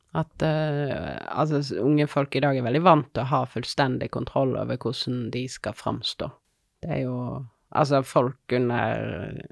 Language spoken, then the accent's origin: Norwegian; Odda, Vestland, Norway; also born or lived in Finnmark / London; now in Voss, Norway; jeg er fra Odda